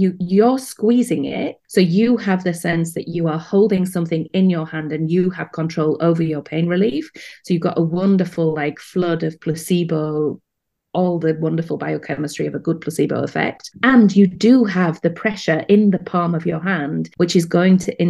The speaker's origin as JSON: {"language": "English", "country": "United Kingdom", "accent": "British", "moved": "as an adult", "lives_now": "Amsterdam, Netherlands", "said": "my accent betrays the fact that I'm British"}